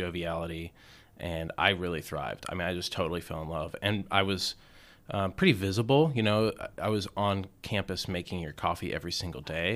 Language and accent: English; Atlanta, Georgia, United States; moved away as an adult; also born or lived in Indiana / Richmond; I grew up in the suburbs of Atlanta.